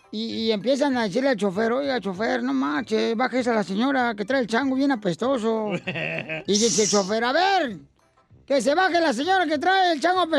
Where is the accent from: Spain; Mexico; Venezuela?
Mexico; Jalisco; now in Oklahoma, United States; De Acatí, Jalisco, carnal.